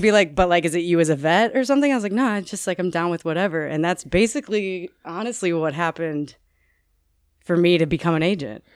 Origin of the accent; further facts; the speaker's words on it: Naperville, Illinois, United States; when I was seven years old, I was living in Naperville, Illinois